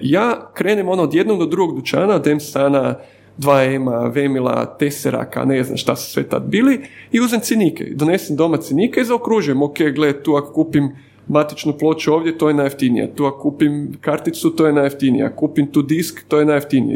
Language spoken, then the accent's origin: Croatian; Zagreb, City of Zagreb, Croatia; also born or lived in Dubrava; odrasam sam u Sopotu